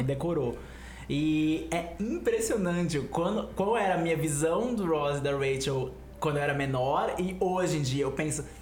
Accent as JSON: {"language": "Portuguese", "country": "Brazil", "said": "como brasileiros que assistiram novela"}